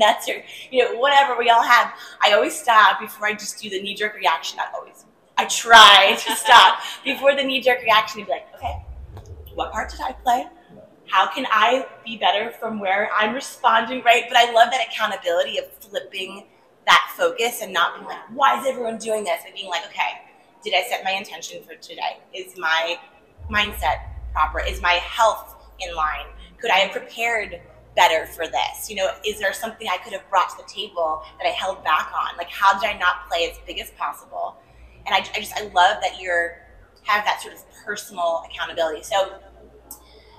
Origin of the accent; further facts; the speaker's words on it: Maryland, United States; I'm from Maryland originally